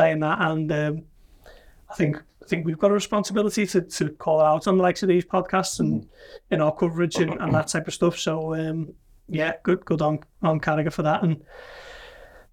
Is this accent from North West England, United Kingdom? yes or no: yes; Liverpool, North West England, United Kingdom; he knew I was from Liverpool